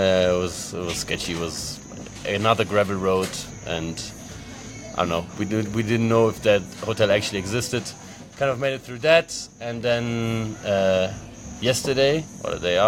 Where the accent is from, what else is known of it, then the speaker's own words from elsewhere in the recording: Frankfurt, Hesse, Germany; I'm from Frankfurt, Germany, and I'm 25 years old.